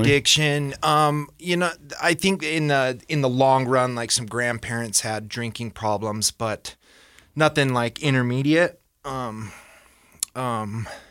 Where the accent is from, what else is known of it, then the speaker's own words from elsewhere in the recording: Ogden, Utah, United States; born and raised in Ogden